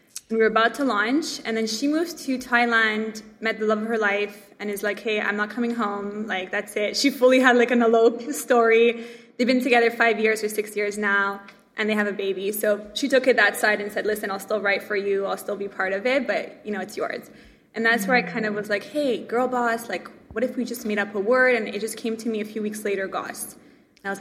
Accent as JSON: {"language": "English", "town": "Montreal", "region": "Quebec", "country": "Canada", "tie": "born or raised there", "said": "I grew up in Montreal"}